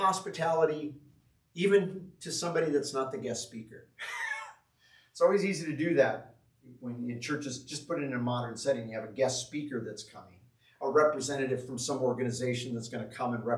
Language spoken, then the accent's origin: English; Greene, Iowa, United States; moved away; I'm from Green, Iowa.